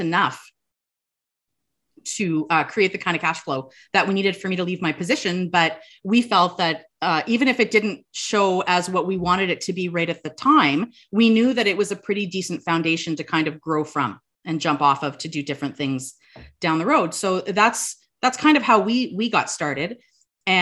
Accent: Sudbury, Ontario, Canada; we're from Sudbury

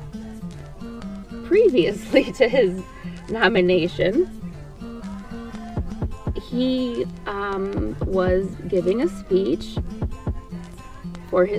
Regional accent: Ohio, United States; I grew up in Ohio and we had the Ohio Canal

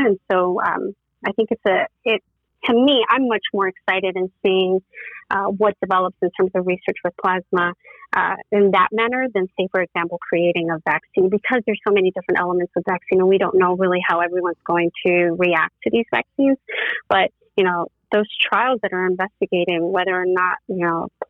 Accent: New York City, New York, United States; moved away as an adult; also born or lived in Tennessee; born and raised in the Bronx, my parents still live in the same apartment that I was born

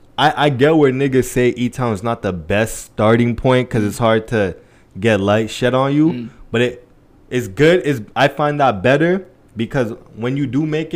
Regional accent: Edmonton, Alberta, Canada; I'm like, nah, I'm from Spa, Edmonton.

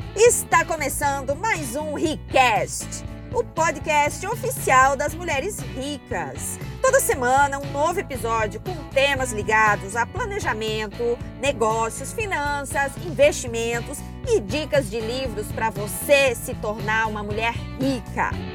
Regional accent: Curitibanos, Santa Catarina, Brazil; moved away as an adult; also born or lived in Cascavel, Paraná / Florianópolis; nós voltamos para a cidade onde eu cresci, que é uma cidade chamada Curitibanos, no interior de Santa Catarina, na Serra Catarinense

